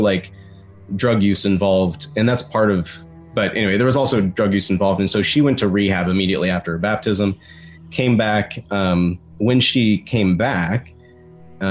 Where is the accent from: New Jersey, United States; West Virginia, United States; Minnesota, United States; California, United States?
West Virginia, United States; growing up in West Virginia